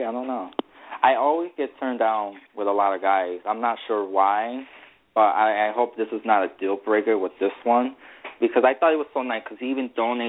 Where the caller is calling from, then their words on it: Connecticut, United States; I'm calling from Connecticut.